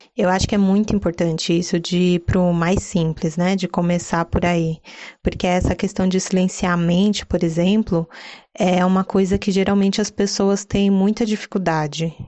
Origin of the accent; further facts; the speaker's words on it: São Paulo, Brazil; paulistana, daquelas poucas que adora viver em São Paulo